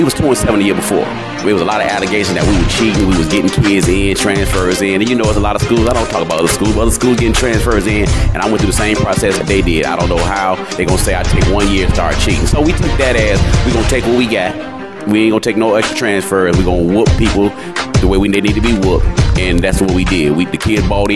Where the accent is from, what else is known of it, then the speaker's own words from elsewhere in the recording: South Carolina, United States; moved away; I'm originally from South Carolina area